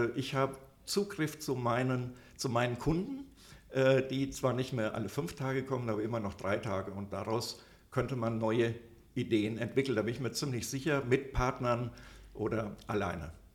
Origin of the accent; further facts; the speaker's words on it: a small village near Büdingen, Upper Hesse, Germany; Ich äh, komme aus einem äh, kleinen Dorf aus der Nähe äh, äh, von Büdingen. Das ist also da im, in Oberhessen